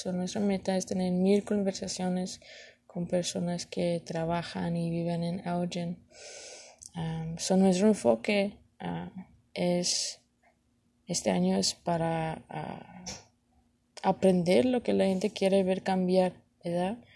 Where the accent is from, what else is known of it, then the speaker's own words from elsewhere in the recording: Elgin, Illinois, United States; I was raised in Elgin and I live in Elgin and I plan to be in Elgin for the long term.